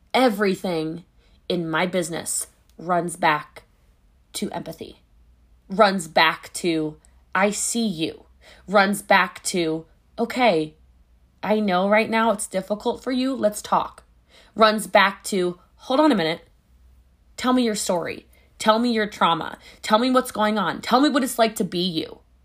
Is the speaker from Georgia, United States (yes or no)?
no; Hawaii, United States; I'm Hawaiian